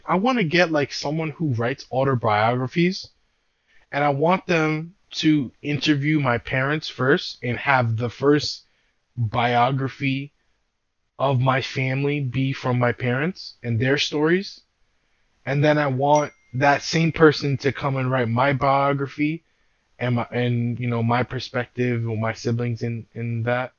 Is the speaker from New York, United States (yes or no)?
yes; New York City, New York, United States; I was born and raised in Brooklyn